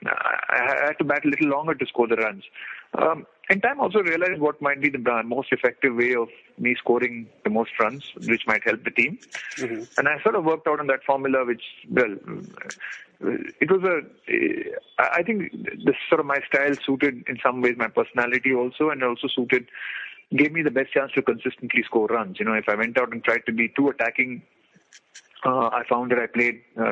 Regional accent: India; as an Indian

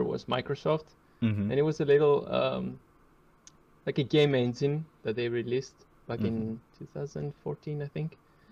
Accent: Greece; I'm from Greece.

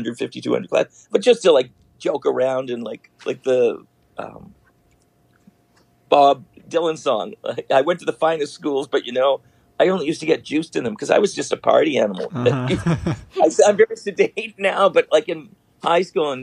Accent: Toronto, Ontario, Canada; I was born in Toronto, in Forest Hill.

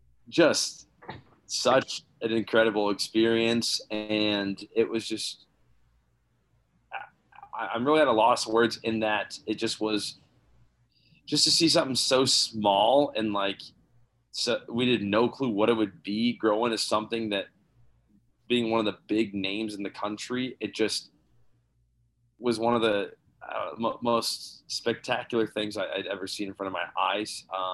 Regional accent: Kansas City, United States; moved away as an adult; now in Chicago, United States; I'd watched the Blues on FSN Midwest. And that was really about it growing up in Kansas City.

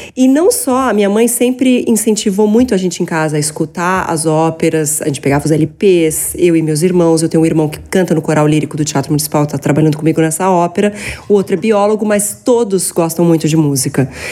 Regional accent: São Paulo, Brazil; Eu sou paulistana.

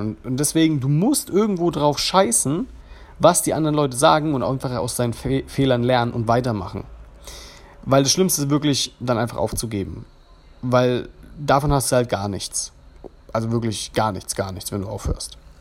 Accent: Germany; accent: German; ich habe auf Englisch gesprochen, ich habe einen deutschen Akzent

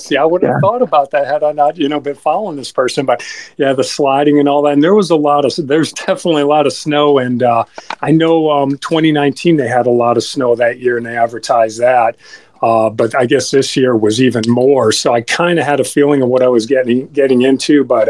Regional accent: Oshkosh, Wisconsin, United States; now in Florida, United States; I'm from Oshkosh, Wisconsin

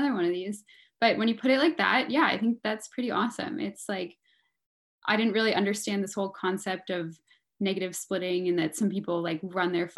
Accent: Mountain View, California, United States; I'm from the Bay Area. I grew up in Mountain View, California, which is, you know, like 45 minutes south of San Francisco

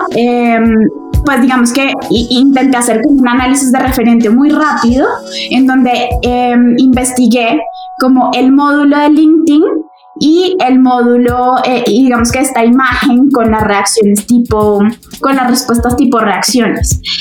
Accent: Bogotá, Colombia; Soy, soy de Bogotá, casi toda mi vida he vivido acá

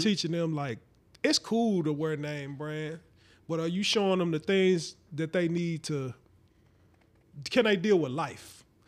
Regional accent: St. Louis, Missouri, United States; We from Saint Louis, I'm from Saint Louis too

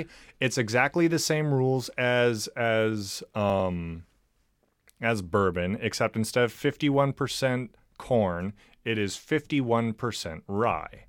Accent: California, United States; moved away; I'm from California

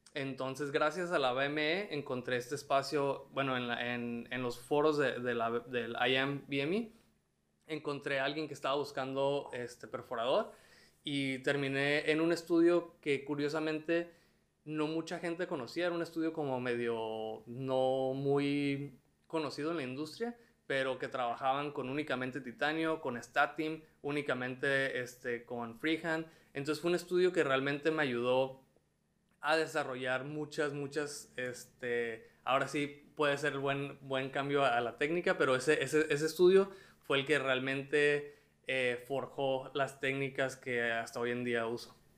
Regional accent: Tijuana, Baja California, Mexico; moved away as an adult; also born or lived in Mexico City

